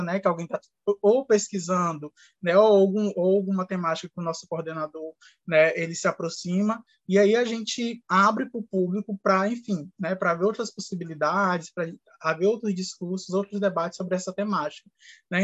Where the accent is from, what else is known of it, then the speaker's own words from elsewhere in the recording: Brazil; a nossa realidade enquanto brasileiros e brasileiras